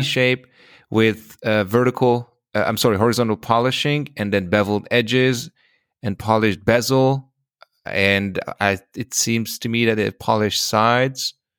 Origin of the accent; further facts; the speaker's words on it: Hungary; I'm from Hungary